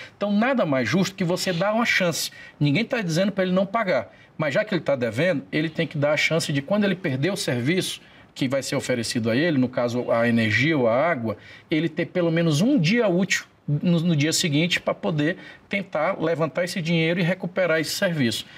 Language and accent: Portuguese; Imperatriz, Maranhão, Brazil; que é minha terra natal, Imperatriz